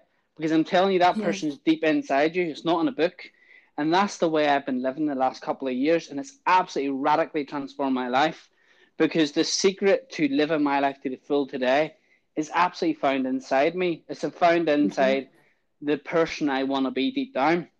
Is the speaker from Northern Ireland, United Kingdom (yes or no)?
yes; Ballymena, Northern Ireland, United Kingdom; I was born in Ballymena, lived in Ballymena, grew up in like a kind of a house in the state area